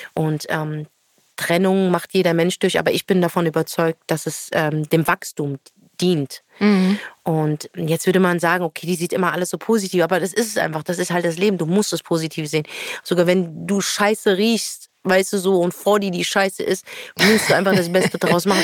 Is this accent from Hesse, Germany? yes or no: yes; Frankfurt, Hesse, Germany; moved away as an adult; now in Berlin, Germany; Ich bin ja Nordweststädterin